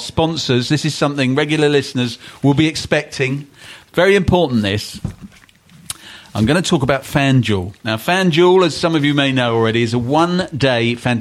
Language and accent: English; London, United Kingdom; I grew up in West London